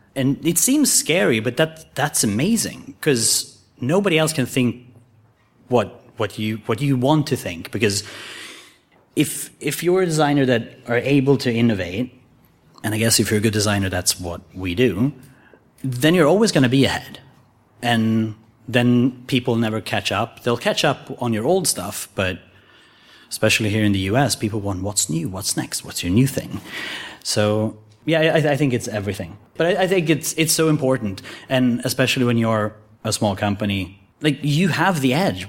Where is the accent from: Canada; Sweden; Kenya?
Sweden; I was born in Sweden